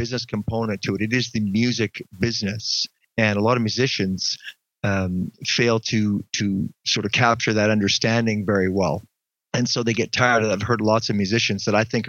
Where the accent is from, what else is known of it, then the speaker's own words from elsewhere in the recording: Ontario, Canada; moved away; I'm from Ontario originally